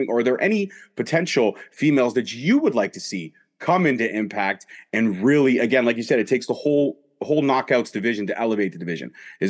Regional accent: Canada; I'm a Canadian

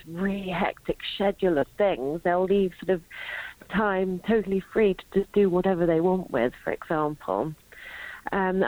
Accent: London, United Kingdom; now in Sweden; I'm from London, but I live in Sweden

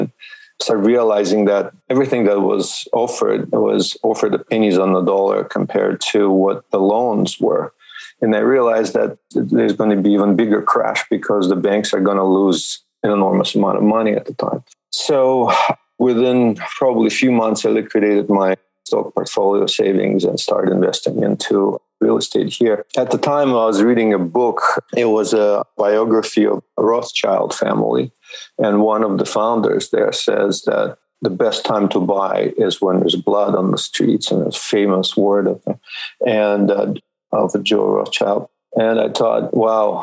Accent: suburb of Moscow, Moscow Oblast, Russia; moved away as an adult; now in United States; born in Soviet Union in Russia and grew up in a suburb of Moscow in a communal apartment

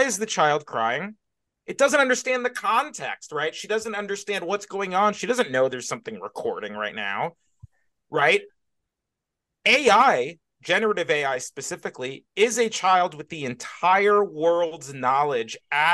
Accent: Houston, Texas, United States; I grew up in Houston

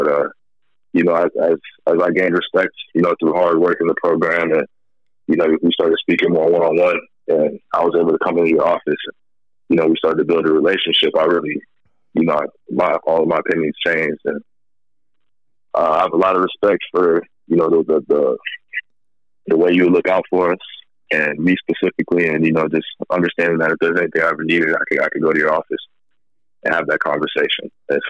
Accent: Minneapolis, Minnesota, United States; also born or lived in San Diego / Iowa / Virginia; So I was born in San Diego. I was born in Southern California. Spent a lot of my younger life in the Midwest. So grew up in like the Minneapolis area, Minnesota. Also lived in Northwest Iowa.

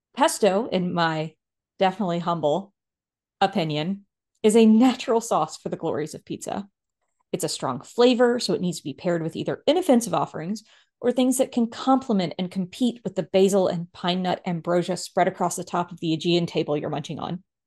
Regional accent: United States; I am also an American

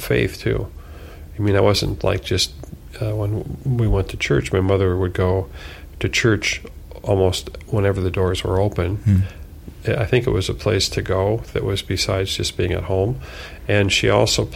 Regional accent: Minnesota, United States; I grew up in Minnesota

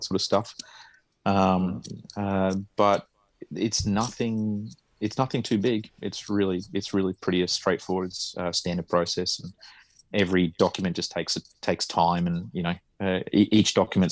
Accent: Australia; now in Japan; I'm Australian

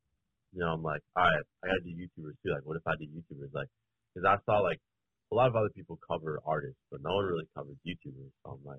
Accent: Chicago, Illinois, United States; I'm from Chicago. I'm 19, turned 19 a few months ago. I go to college, Marquette University

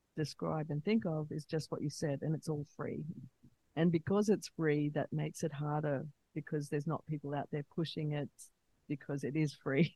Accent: Australia; moved away; also born or lived in United States; living in America, because I'm from Australia originally

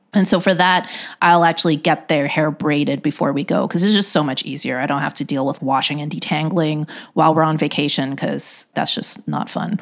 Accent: Hong Kong; also born or lived in Shanghai, China; now in United States; When we went to Hong Kong, which, you know, as I mentioned, is my hometown

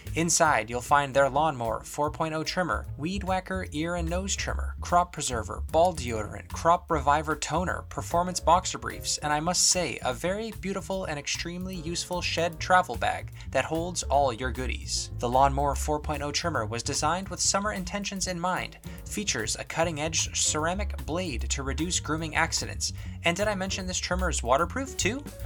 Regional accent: Canada; as being a Canadian

